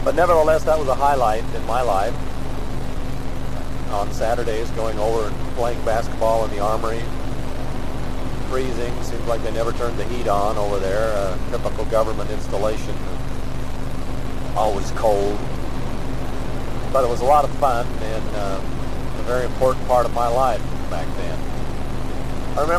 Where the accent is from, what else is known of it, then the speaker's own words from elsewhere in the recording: Newton, Utah, United States; growing up in Newton, there was always a real rivalry between Newton and Clarkston